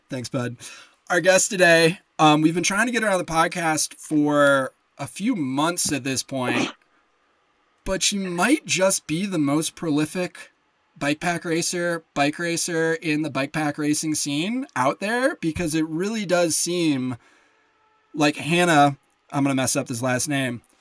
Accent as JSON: {"language": "English", "town": "Lake Geneva", "region": "Wisconsin", "country": "United States", "said": "I am from Lake Geneva"}